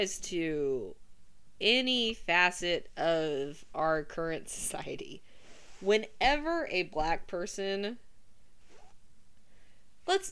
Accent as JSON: {"language": "English", "region": "Oklahoma", "country": "United States", "said": "I am from Oklahoma"}